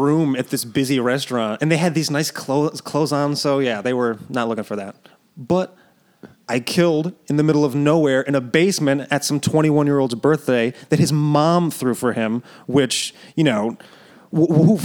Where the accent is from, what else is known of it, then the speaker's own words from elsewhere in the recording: Schenectady, New York, United States; Schenectady, my hometown